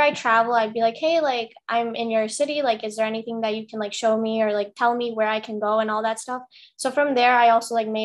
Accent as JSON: {"language": "English", "town": "Chicago", "region": "Illinois", "country": "United States", "moved": "as an adult", "lives_now": "Iowa, United States", "said": "I'm from Chicago"}